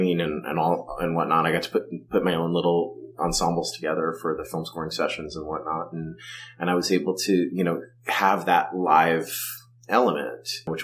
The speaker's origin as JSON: {"language": "English", "town": "Livingston", "region": "New Jersey", "country": "United States", "tie": "born or raised there", "said": "I grew up in Livingston, New Jersey"}